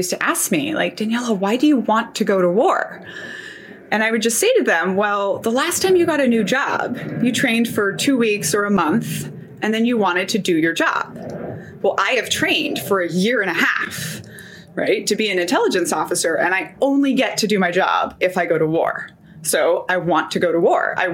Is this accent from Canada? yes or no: no; Brazil; also born or lived in Philippines / Japan; So I was born in the Philippines, but I also lived in Japan and then all over Latin America. I mostly grew up in Brazil.